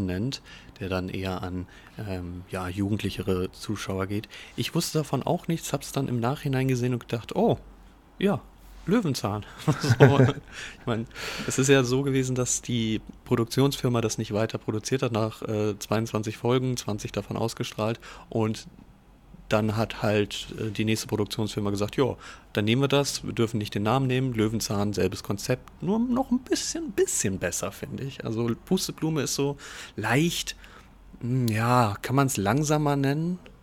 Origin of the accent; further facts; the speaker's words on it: Giessen, Hesse, Germany; ich bin ja gebürtig in Gießen aufgewachsen